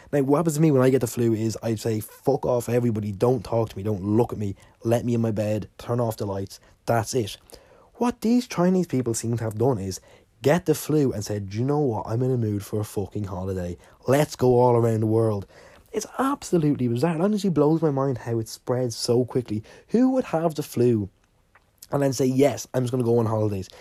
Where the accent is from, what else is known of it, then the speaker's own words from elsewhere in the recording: Ireland; I'm Irish and I live in Ireland